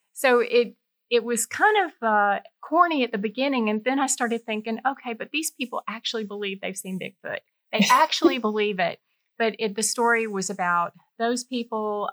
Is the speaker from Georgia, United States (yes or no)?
yes; Warner Robins, Georgia, United States; moved away as an adult; I grew up in Warner Robins